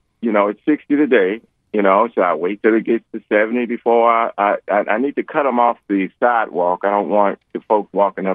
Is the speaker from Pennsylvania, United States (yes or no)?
no; Chicago, Illinois, United States; moved away; I was born in Chicago. I remember at 5 years old when the snow was over my head